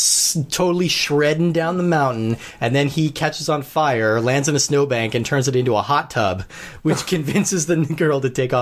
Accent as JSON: {"language": "English", "region": "Colorado", "country": "United States", "tie": "born or raised there", "said": "I grew up in Colorado, so I've skied quite a bit."}